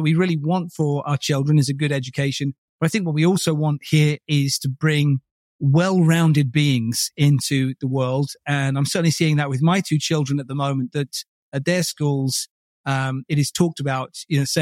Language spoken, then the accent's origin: English; Buckinghamshire, South East England, United Kingdom; born or raised there; also born or lived in Bromley, Kent